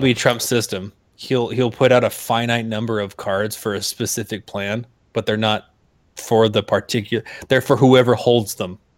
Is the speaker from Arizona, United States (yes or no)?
yes; Arizona, United States; we're both from Arizona